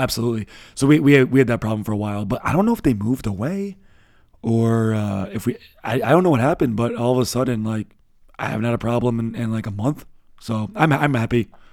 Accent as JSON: {"language": "English", "country": "United States", "moved": "yes", "lives_now": "Berlin, Germany", "said": "we are American"}